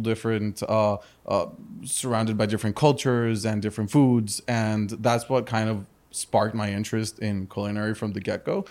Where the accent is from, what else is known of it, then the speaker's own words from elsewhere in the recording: Madrid, Community of Madrid, Spain; also born or lived in Chicago, United States / Colombia; now in Miami, United States; I was born in Chicago. Uh, my parents are from Colombia and from the US. I grew up in Madrid, in Spain